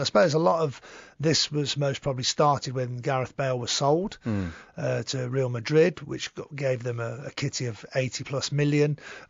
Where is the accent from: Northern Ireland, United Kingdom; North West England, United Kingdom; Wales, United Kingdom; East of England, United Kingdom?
Wales, United Kingdom; moved away; also born or lived in England; being Welsh myself, obviously a Welshman